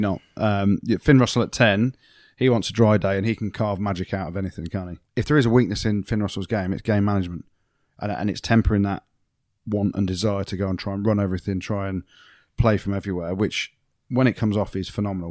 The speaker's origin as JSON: {"language": "English", "region": "England", "country": "United Kingdom", "said": "I'm English"}